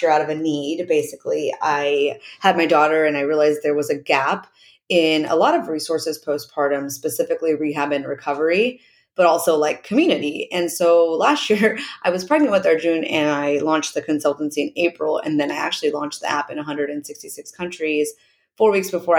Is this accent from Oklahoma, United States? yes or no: yes; Oklahoma, United States; I'm born and raised in Oklahoma.